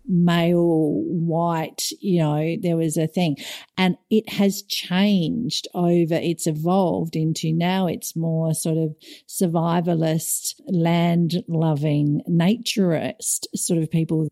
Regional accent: Australia; moved away; as an Aussie

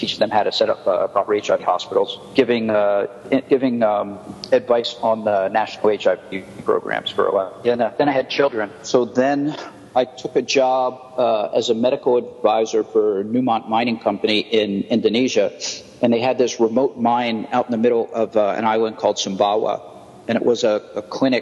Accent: New Jersey, United States; moved away as an adult; also born or lived in California; now in Thailand; I grew up in New Jersey in the U.S., and then I spent about 20 years in California until about 2003

